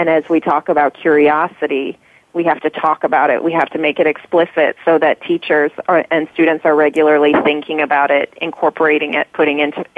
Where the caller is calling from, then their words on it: Chicago, Illinois, United States; I'm calling from Chicago